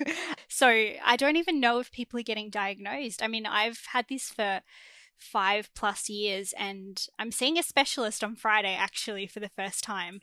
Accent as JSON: {"language": "English", "town": "Melbourne", "region": "Victoria", "country": "Australia", "said": "I'm from Melbourne, Australia"}